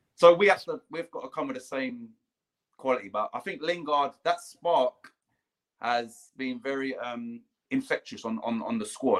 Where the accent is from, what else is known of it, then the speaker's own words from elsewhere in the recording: London, United Kingdom; I grew up on Putney Vale State, which is where Wimbledon used to train.